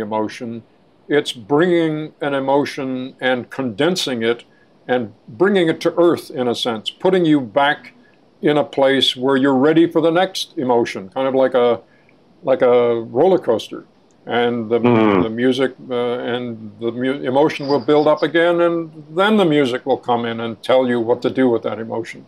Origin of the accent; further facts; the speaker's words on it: New York City, New York, United States; I grew up in Manhattan